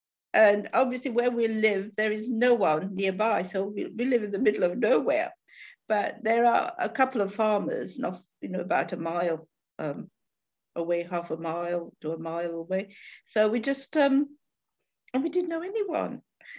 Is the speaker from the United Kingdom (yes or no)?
yes; London, United Kingdom; now in Newport, United Kingdom; We come from London, and so when we saw this little piece in a magazine, a lineage, it said lighthouse in Newport, and we didn't even know where Newport was.